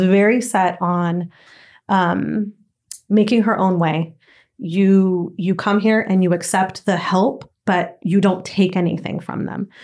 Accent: Southern California, United States; also born or lived in Nicaragua; from four until my full team, everything, I was in Southern California

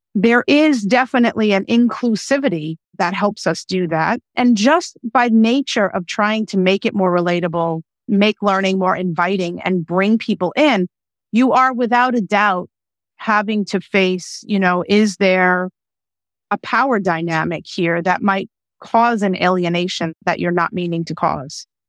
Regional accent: United States; first language English; also born or lived in Austria

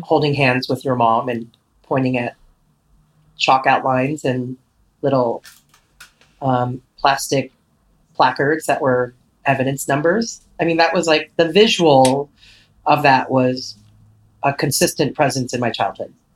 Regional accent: Los Angeles, California, United States; born and raised in Echo Park, Los Angeles

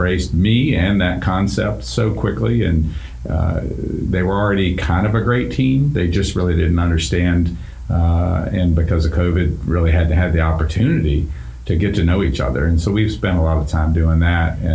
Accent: Virginia, United States; moved away as an adult; also born or lived in Pennsylvania; now in North Carolina, United States; I'm a Virginia, native Virginian

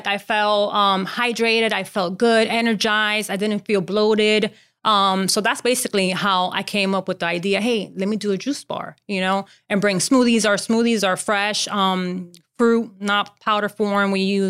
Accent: Miami, Florida, United States; I'm from Miami, Florida.

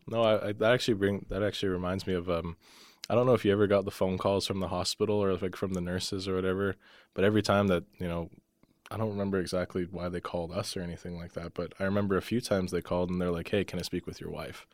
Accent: Calgary, Alberta, Canada; moved away as an adult; now in Lethbridge, Canada; I grew up in Calgary. most of my life

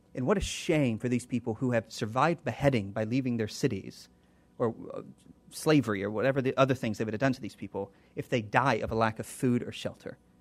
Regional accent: United States; I'm an American

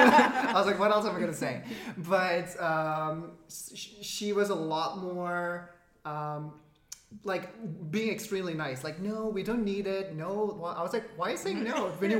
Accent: Dubai, United Arab Emirates; moved away; also born or lived in Canada / India (ancestry); my family is Indian and I was brought up in the Middle East, Dubai.

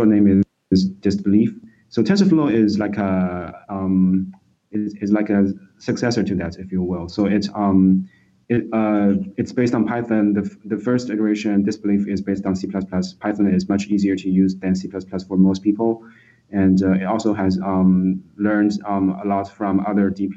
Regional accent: Shanghai, China; moved away as an adult; also born or lived in Beijing, China; now in United States; I was born in Shanghai, and I did my primary and secondary education in Shanghai, China.

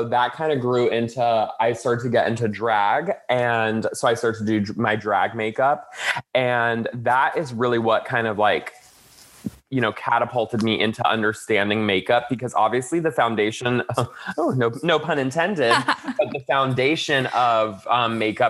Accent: Florida, United States; moved away as an adult; now in Los Angeles, United States; I grew up in Florida, and eventually I moved to Los Angeles

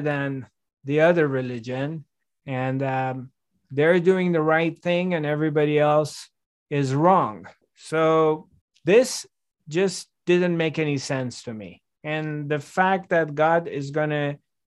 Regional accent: Iran; also born or lived in France; now in Los Angeles, United States; I was 5 years old, and we moved to from France to Iran. And so I'm growing up in Iran

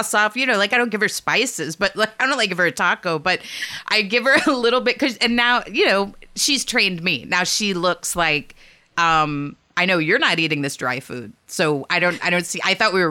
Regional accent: Texas, United States; I'm from Texas. Like, I was raised by Stanley House.

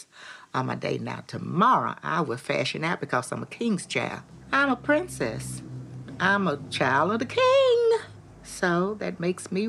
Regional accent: West Virginia, United States; my hometown in West Virginia

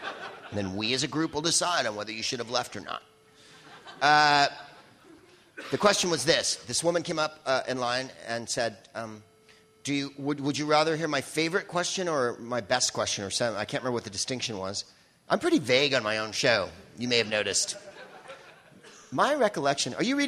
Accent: San Francisco, California, United States; I'm another comic from San Francisco.

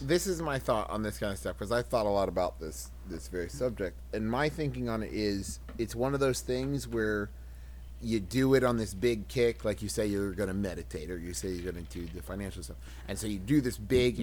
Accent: West Virginia, United States; I'm from West Virginia

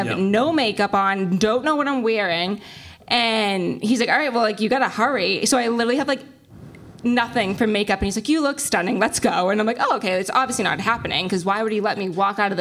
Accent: Boston, Massachusetts, United States; accent: Boston; I'm also like from Eastie

